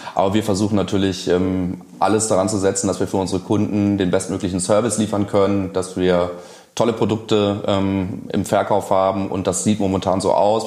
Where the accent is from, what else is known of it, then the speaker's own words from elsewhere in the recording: Königswinter, North Rhine-Westphalia, Germany; Also persönlich komme ich aus, äh, aus Königswinter, ähm, aus dem äh, Ortsteil Oberpleis